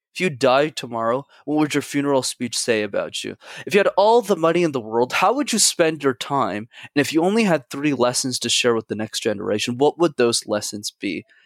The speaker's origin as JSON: {"language": "English", "town": "Montreal", "region": "Quebec", "country": "Canada", "tie": "born or raised there", "said": "I grew up in Montreal, I needed to go to French school"}